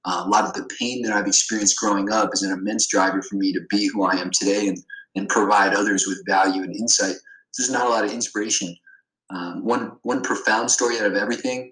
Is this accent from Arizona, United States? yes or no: no; Ohio, United States; I grew up in Ohio where there was factory workers